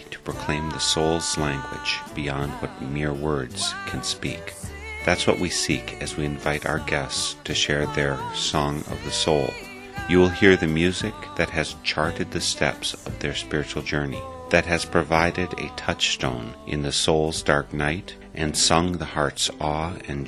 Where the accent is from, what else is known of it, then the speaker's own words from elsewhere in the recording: Wisconsin, United States; also born or lived in Texas; the area where I grew up here in Wisconsin